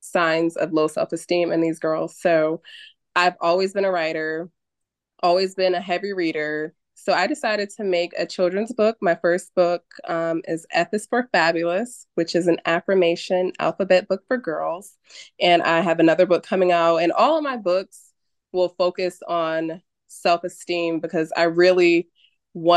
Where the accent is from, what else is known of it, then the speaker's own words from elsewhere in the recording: New Haven, Connecticut, United States; I am from New Haven, Connecticut.